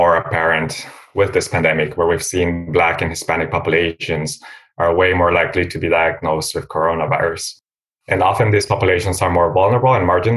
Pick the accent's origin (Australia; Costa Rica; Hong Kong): Costa Rica; also born or lived in Philadelphia, United States; now in United States; I'm also from Costa Rica